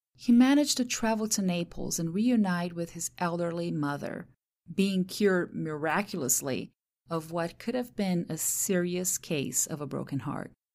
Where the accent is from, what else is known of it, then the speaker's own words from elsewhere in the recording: Santos, São Paulo, Brazil; first language Portuguese; English is a second language; now in United States; my hometown, Santos, in the state of São Paulo